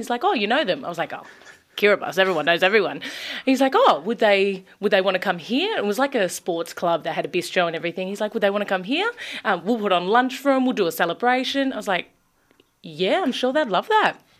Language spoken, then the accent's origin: English; Bacchus Marsh, Victoria, Australia; I'm from also from Bacchus Marsh